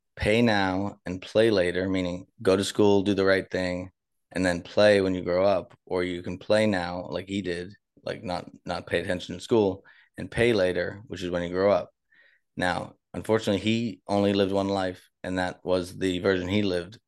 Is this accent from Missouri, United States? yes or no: no; Boston, Massachusetts, United States; moved away; I'm from Boston